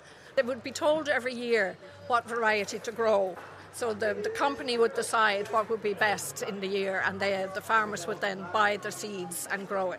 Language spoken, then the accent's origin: English; Carlow, County Carlow, Ireland; I'm an artist from Carlow.